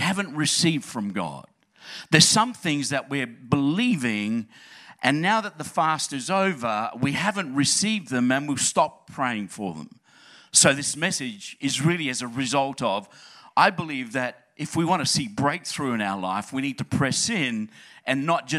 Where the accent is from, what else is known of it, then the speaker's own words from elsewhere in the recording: Adelaide, South Australia, Australia; moved away; It really is my home church, and I grew up in Adelaide, loved the place, trying to convince my family to come back.